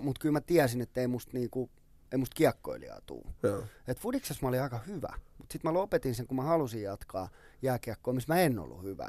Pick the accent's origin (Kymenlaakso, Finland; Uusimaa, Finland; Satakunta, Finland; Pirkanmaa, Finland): Uusimaa, Finland; Helsinki; also born or lived in Sipoo; mä oon syntynyt Töölössä ja me asuttiin kymmenen vuotta about Töölössä